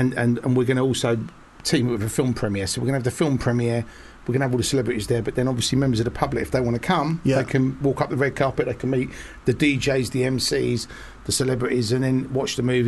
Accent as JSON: {"language": "English", "country": "United Kingdom", "said": "I'm a British filmmaker and I come from nothing"}